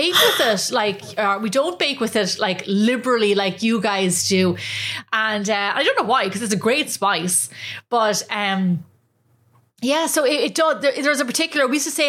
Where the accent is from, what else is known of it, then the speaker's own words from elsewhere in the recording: Ireland; now in United States; we growing up in Ireland